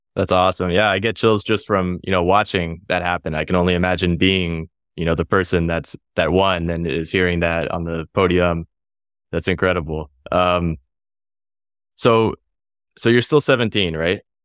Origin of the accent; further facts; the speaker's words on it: United States; me in the U S, I'm American